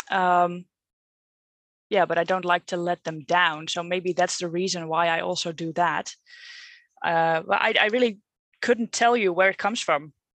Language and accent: English; Netherlands; English is a second language; I'm not English, maybe you can hear that, but I'm Dutch